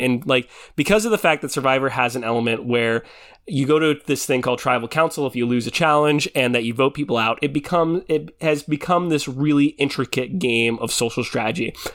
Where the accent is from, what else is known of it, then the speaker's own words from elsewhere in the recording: Philippines; I'm Filipino